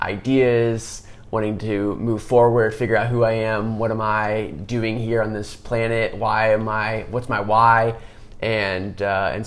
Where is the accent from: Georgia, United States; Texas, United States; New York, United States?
Texas, United States; Austin; growing up in Austin